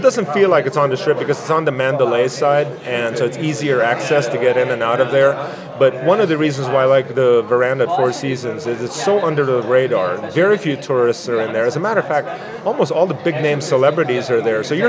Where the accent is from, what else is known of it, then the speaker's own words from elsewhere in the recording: Malaga, Andalusia, Spain; Well, it's funny because I grew up in Malaga, Spain. My dad's a Spaniard, my mom's Filipina